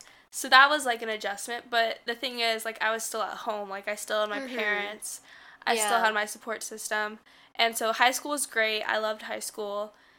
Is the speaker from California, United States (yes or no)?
yes; Central California, United States; moved away as an adult; now in New York City, United States; Okay, so I grew up in Central California. So it's, like, a farm town, basically.